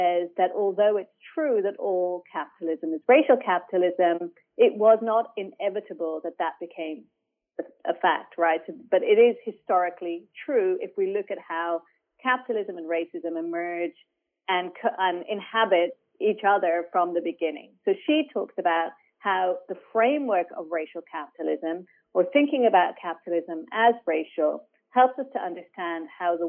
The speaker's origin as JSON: {"language": "English", "country": "Ireland", "tie": "born or raised there", "also_born_or_lived": "Palestine/Israel / Europe", "moved": "as an adult", "lives_now": "Sydney, Australia", "said": "I was born on occupied Palestinian land, but I grew up in Ireland."}